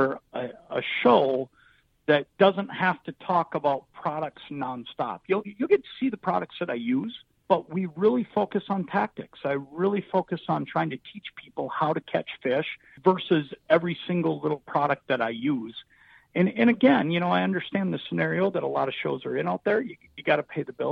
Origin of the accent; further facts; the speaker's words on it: Anoka, Minnesota, United States; I grew up in Anoka, just a couple hours south of Brainerd